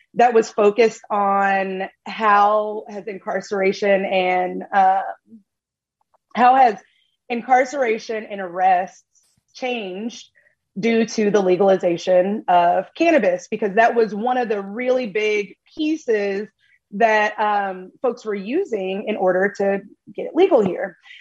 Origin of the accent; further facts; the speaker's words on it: Tennessee, United States; moved away; I am originally from Tennessee